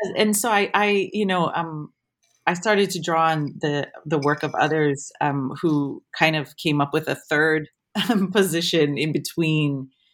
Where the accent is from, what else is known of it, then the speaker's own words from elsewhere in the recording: Waimea, Hawaii, United States; moved away as an adult; now in Wellington, New Zealand; having been born and raised in Hawaii and being Hawaiian in Hawaii